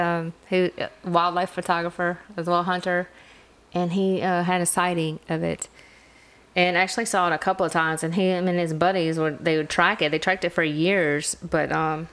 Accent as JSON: {"language": "English", "town": "McComb", "region": "Mississippi", "country": "United States", "tie": "born or raised there", "said": "near my hometown, Macomb, Mississippi."}